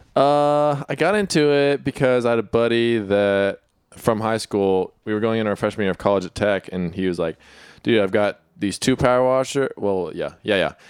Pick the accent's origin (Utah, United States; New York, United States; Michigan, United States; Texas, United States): Texas, United States; Austin; moved away; I'm from Austin